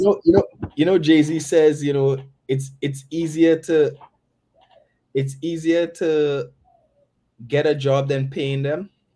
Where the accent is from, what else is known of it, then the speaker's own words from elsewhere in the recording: Tobago, Trinidad & Tobago; I'm originally from Tobago